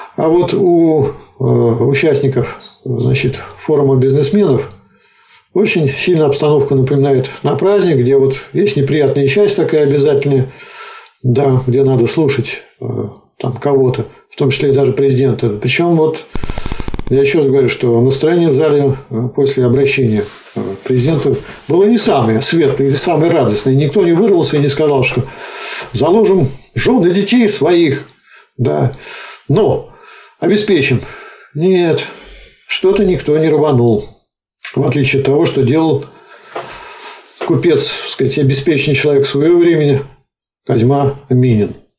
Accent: Nizhny Novgorod, Nizhny Novgorod Oblast, Russia; Я, например, как нижегородец

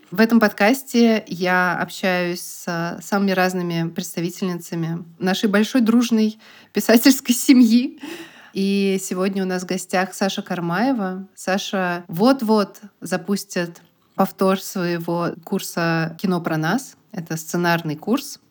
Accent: Bugulma, Tatarstan, Russia; я из Бугульмы

